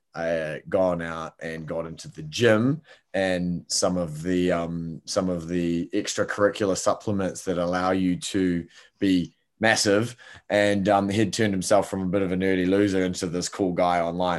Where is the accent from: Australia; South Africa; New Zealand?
New Zealand; Palmerston North, Manawatū-Whanganui; I grew up in Palmerston North, little town, um, in New Zealand